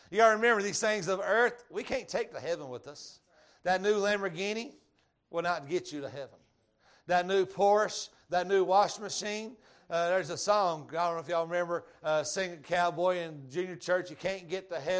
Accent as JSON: {"language": "English", "region": "Georgia", "country": "United States", "accent": "Georgia", "said": "My Georgia accent"}